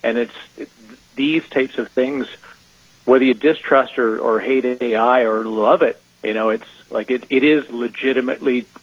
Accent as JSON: {"language": "English", "country": "Canada", "said": "I'm Canadian, so my English is already a little weird."}